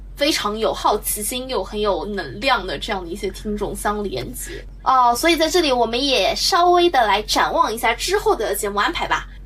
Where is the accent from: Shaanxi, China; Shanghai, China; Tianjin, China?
Shanghai, China; 我们俩都是等于说土生土长的上海人嘛，虽然我们是这个不属于市中心人